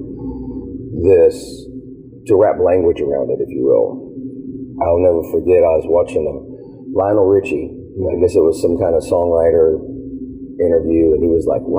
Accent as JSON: {"language": "English", "town": "Savannah", "region": "Georgia", "country": "United States"}